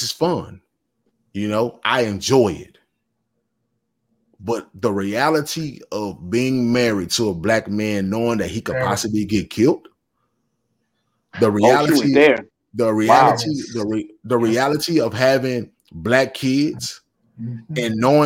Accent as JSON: {"language": "English", "region": "the South", "country": "United States", "said": "I'm from the South, and I've always been from the South"}